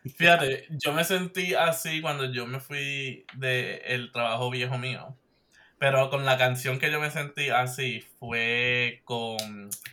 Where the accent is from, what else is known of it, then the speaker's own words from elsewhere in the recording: Puerto Rico; moved away; yo soy del área de Mayagüez